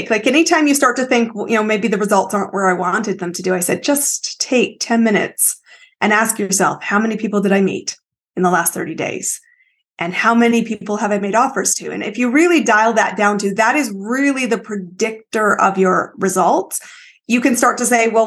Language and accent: English; Canada; I am Canadian, but my story is uh, I've lived in five countries, 30 cities, some more than once.